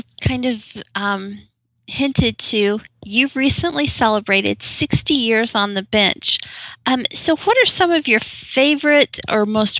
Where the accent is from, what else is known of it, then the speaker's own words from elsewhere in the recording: Indiana, United States; I grew up in Indiana, and then I had cousins that lived in Texas